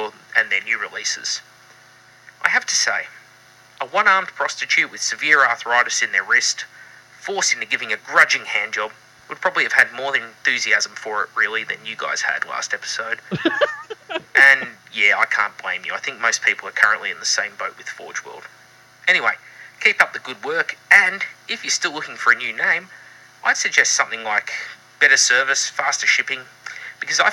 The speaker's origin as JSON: {"language": "English", "country": "Australia"}